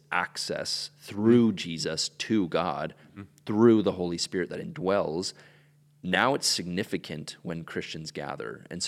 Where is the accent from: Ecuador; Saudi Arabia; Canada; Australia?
Ecuador; I grew up in Ecuador and spent most of my life down there.